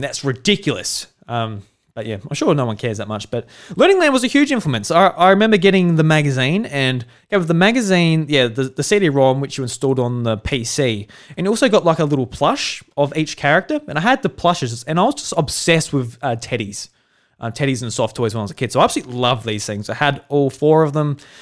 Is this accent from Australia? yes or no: yes; South Australia, Australia; I'm a farmer from South Australia. I grew up on a farm